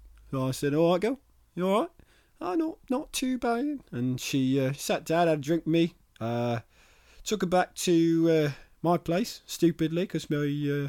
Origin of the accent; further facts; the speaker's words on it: Peckham, London, United Kingdom; I grew up in Peckham.